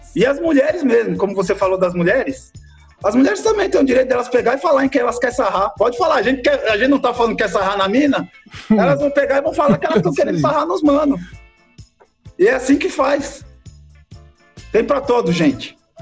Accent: Rio de Janeiro, Brazil; moved away as an adult; now in São Paulo, Brazil; eu nasci aqui em São Paulo, só que eu morei um tempão, desde moleque, né, 20 e tantos anos lá no Rio de Janeiro

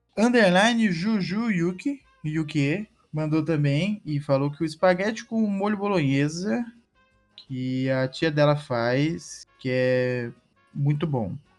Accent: Maringá, Paraná, Brazil; eu morei minha vida inteira no Jardim Alvorada, né? Aqui em Maringá

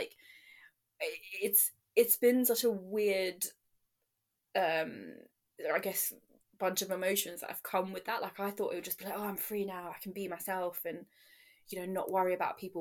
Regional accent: London, United Kingdom; also born or lived in Nottingham; I'm from London

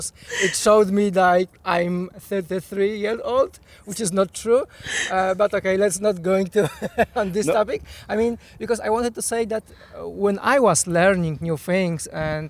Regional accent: Poland; English is a second language; moved away as an adult; now in United Kingdom; I'm originally from Poland, but I'm living in UK since 2015.

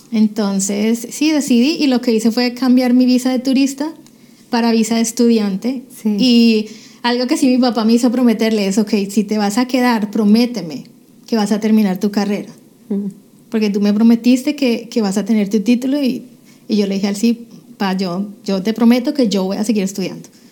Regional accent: Cali, Valle del Cauca, Colombia; moved away as an adult; now in United States; prácticamente toda mi niñez yo me cría en Cali, Colombia.

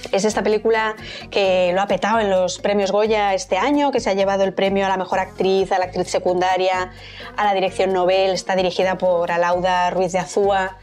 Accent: Madrid, Community of Madrid, Spain; Yo es que soy madrileña

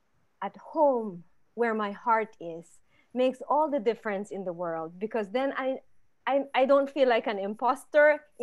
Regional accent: Philippines; My husband's German, I'm Filipino, my kids are American, right?

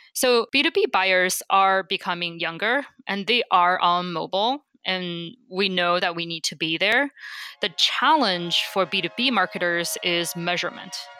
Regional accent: China; moved away as an adult; also born or lived in Beijing; now in United States; I grew up in China

